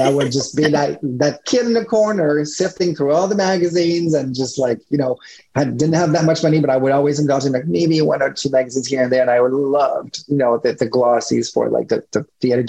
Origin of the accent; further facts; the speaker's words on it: Montreal, Quebec, Canada; first language French; English is a second language; moved away as an adult; also born or lived in Toronto / New York City; I'm Canadian. So I was based at the time in Montreal. Then I moved to Toronto. For, you know, because English is not my first language, you know, my accent here and there, French is my first language